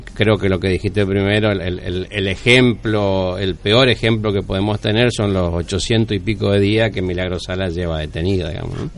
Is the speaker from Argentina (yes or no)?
yes; Argentina; nos ofende como argentinos